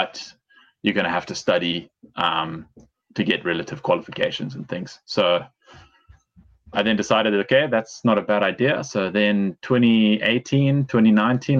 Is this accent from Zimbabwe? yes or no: yes; Zimbabwe; moved away as an adult; also born or lived in England; now in Pemberton, Australia; we moved back out to Zim where I was born. And then I lived there pretty much my whole life until I was 18.